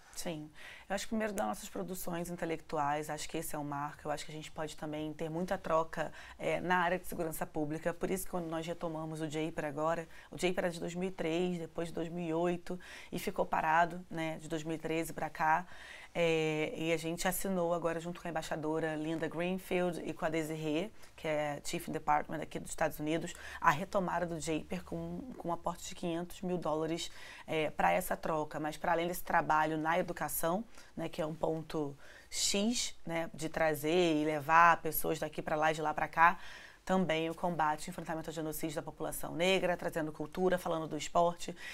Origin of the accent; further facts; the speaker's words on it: Rio de Janeiro, Brazil; vindo da favela da Maré